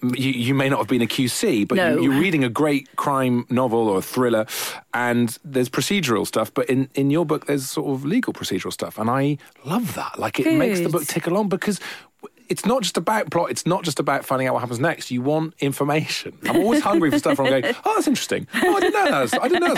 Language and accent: English; Wales, United Kingdom; accent: Welsh; And you can hear my strong Welsh accent